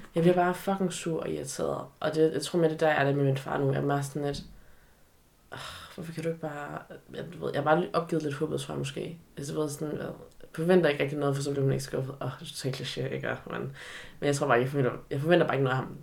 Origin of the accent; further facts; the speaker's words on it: Aarhus, Central Denmark Region, Denmark; also born or lived in China; jeg var opvokset i Aarhus, og nærmere betegnet Aarhus Vest, Aarhus V.